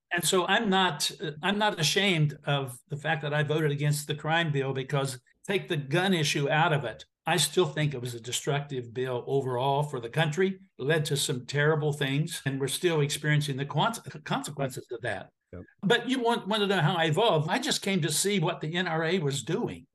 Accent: Appalachian Ohio, United States; I grew up in Appalachia, Ohio

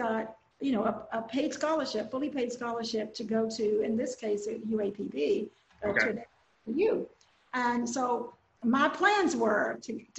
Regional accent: Willisville, Arkansas, United States; I grew up in Nevada County, one of our smaller counties in Southwest Arkansas, actually. And the town I grew up in, the little community, is called Willisville.

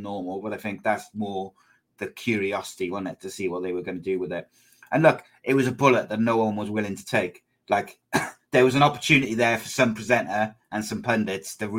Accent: Wales, United Kingdom; I'm Welsh

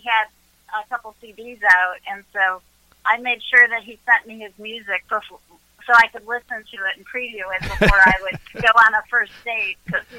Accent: Chicago, Illinois, United States; I'm from Chicago. You can probably tell by the accent.

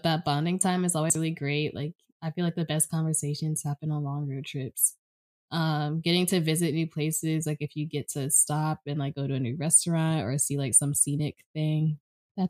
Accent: York, Pennsylvania, United States; my hometown in York, Pennsylvania

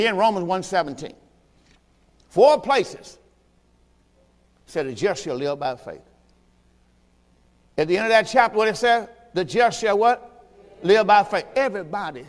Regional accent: Mississippi, United States; moved away; I'm from Mississippi.

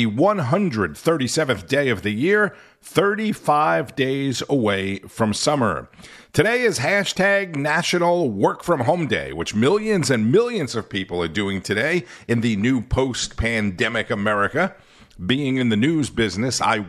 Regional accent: Florida, United States; moved away as an adult; also born or lived in Charlotte, North Carolina; I'm happily back in my home state of the Sunshine State.

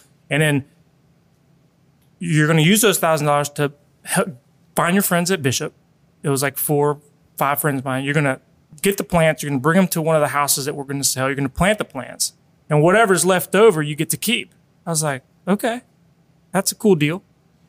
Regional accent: Colombia; now in United States; because whenever we came from Colombia, it was during the 80s, so it was a big recession.

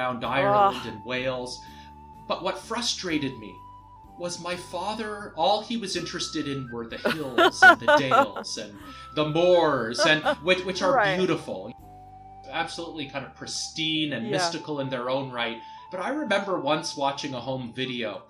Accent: Toronto, Ontario, Canada; moved away; I grew up in Toronto

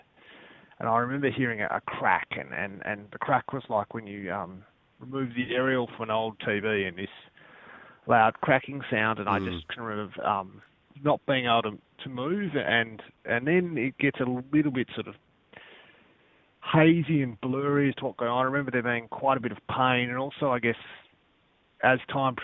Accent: Perth, Western Australia, Australia; I grew up in City Beach.

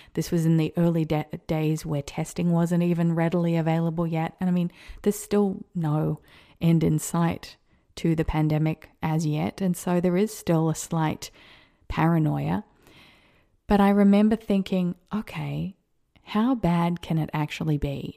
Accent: Australia; also born or lived in America; now in United States; an Australian living in America

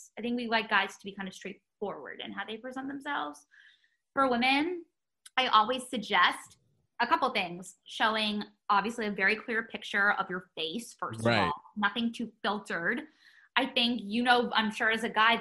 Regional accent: New York, United States; growing up in New York, having a grandmother who exposed me to an industry at such a young age

